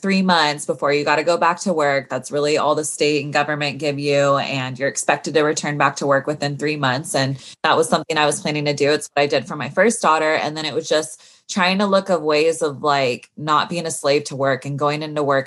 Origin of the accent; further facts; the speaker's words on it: Sacramento, California, United States; moved away as an adult; now in Los Angeles, United States; I grew up in Northern California, up in Sacramento